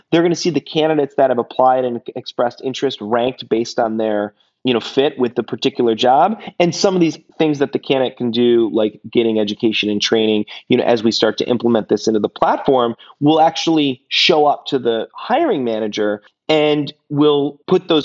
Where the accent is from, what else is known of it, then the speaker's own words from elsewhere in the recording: Detroit, Michigan, United States; I'm from Detroit, so I always have a soft spot for automotive, and a lot of my family worked there.